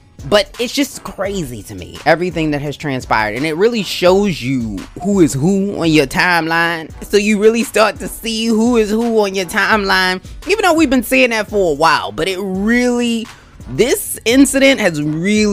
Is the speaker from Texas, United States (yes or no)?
no; Baltimore, Maryland, United States; I am a Ravens girl through and through, because I was born in Baltimore